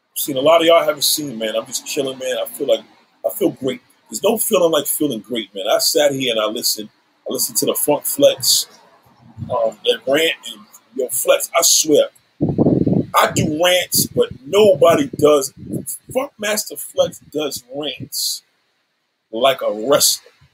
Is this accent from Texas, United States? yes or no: no; New York City, New York, United States; I'm a New Yorker